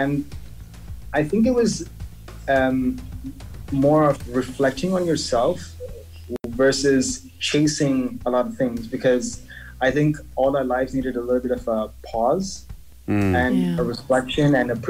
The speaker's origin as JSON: {"language": "English", "region": "Dubai", "country": "United Arab Emirates", "tie": "born or raised there", "also_born_or_lived": "Sri Lanka", "said": "I grew up in Dubai. Like, I'm a Dubai kid. I tell everyone, yes, I'm from Dubai, even though I'm originally from Sri Lanka."}